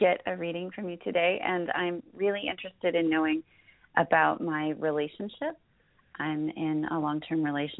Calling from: Alameda, California, United States; I'm calling from Alameda, California.

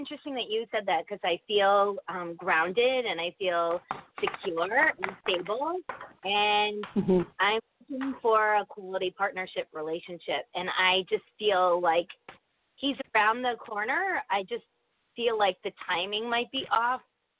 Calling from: Connecticut, United States

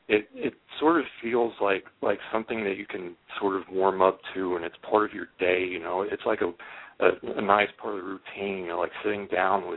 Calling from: Oklahoma, United States; I'm calling in from Oklahoma

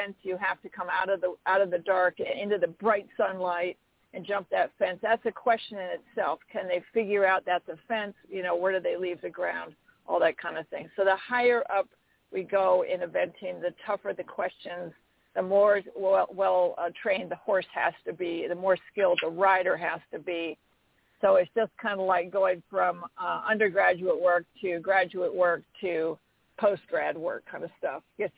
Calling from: Tryon, North Carolina, United States; I'm calling in from Tryon, North Carolina today.

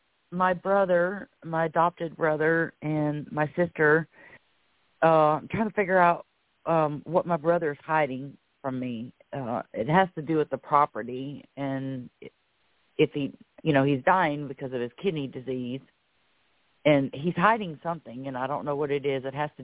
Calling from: Florida, United States; Yay, it's … from Florida.

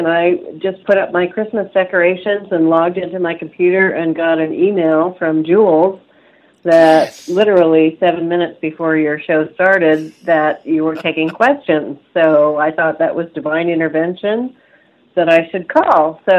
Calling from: Boise, Idaho, United States; from Boise, Idaho.

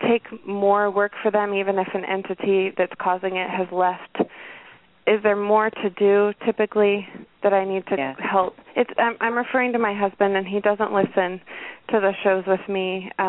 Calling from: Washington, United States; I'm calling from Washington.

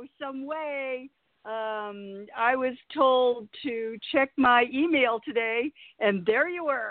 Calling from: Mexico Beach, Florida, United States; I'm calling from Mexico Beach, Florida.

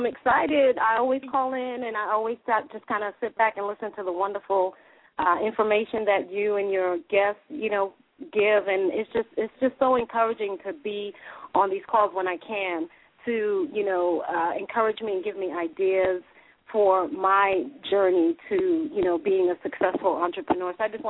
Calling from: Dallas, Texas, United States; Hey, this is … I'm calling from Dallas, Texas.

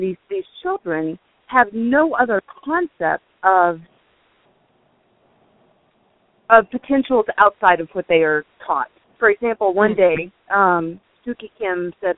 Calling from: Fort Worth, Texas, United States; I'm calling from Fort Worth, Texas

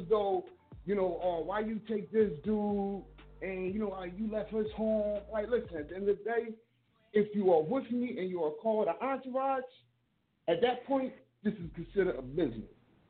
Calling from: Philadelphia, Pennsylvania, United States; Hey, I'm calling from Philadelphia, Germantown section.

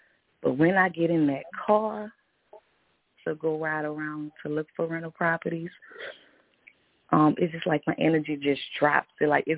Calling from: New Orleans, Louisiana, United States; I'm calling from New Orleans.

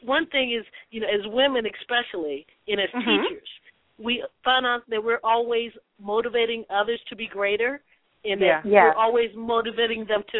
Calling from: California, United States; I'm calling out from California.

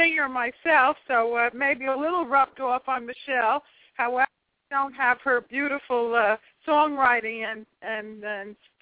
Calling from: Atlantic City, New Jersey, United States

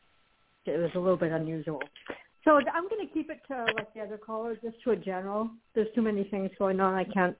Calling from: Florida, United States; I'm calling from Florida.

